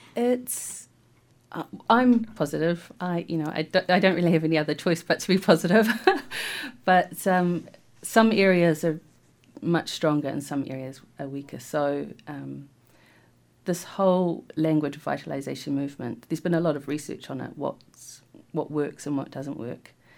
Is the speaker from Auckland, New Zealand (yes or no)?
no; New Plymouth, Taranaki, New Zealand; accent: Taranaki lilt; also born or lived in Taumarunui; I actually grew up in Taranaki in New Plymouth